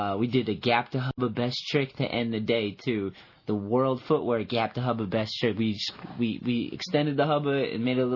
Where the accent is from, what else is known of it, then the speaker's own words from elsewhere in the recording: East Coast, United States; I grew up on the East Coast, and I went to California